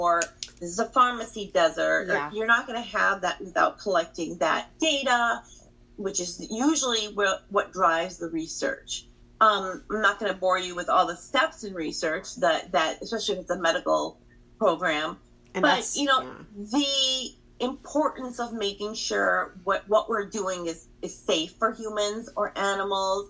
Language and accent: English; Michigan, United States; I grew up in Michigan. My parents immigrated from Pakistan